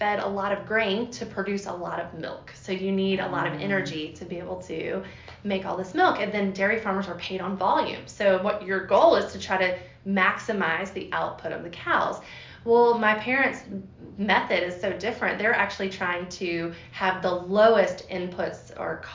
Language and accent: English; Georgia, United States; I grew up in Thomas County